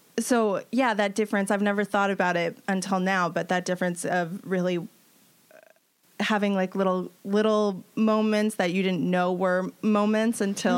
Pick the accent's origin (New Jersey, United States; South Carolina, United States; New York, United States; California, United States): New York, United States; I grew up in New York